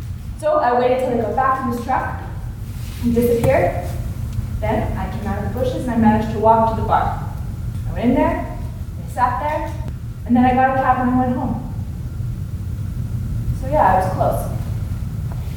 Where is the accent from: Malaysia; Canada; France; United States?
Canada; Winnipeg, Manitoba; moved away; I'm from Winnipeg, Manitoba.